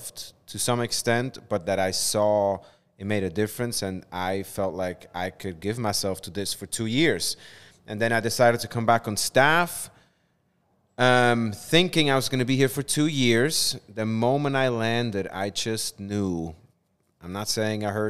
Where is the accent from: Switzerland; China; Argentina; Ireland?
Switzerland; moved away as an adult; now in New York City, United States; I am originally from Switzerland. I grew up in Switzerland.